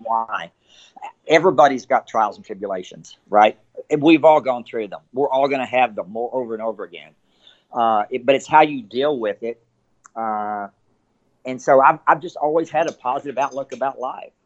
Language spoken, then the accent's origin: English; Abilene, Texas, United States; now in Frisco, United States; I grew up in Abilene. I've lived there my entire life.